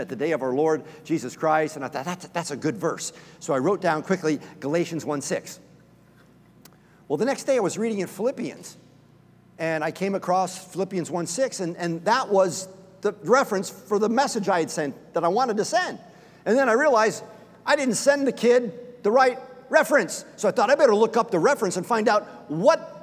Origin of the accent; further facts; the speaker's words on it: Scotland, United Kingdom; I'm Scottish.